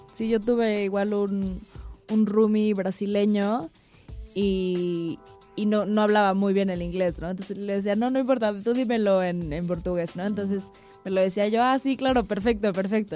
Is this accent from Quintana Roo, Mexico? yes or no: no; Cuernavaca, Morelos, Mexico; also born or lived in Norway / Sydney, Australia; yo que viví casi, bueno, toda mi infancia en Cuernavaca